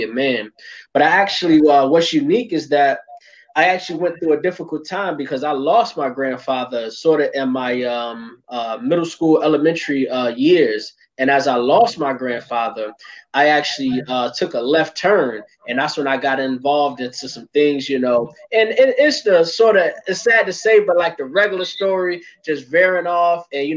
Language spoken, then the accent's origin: English; Hartford, Connecticut, United States; I'm from Hartford, Connecticut. Born and raised my whole life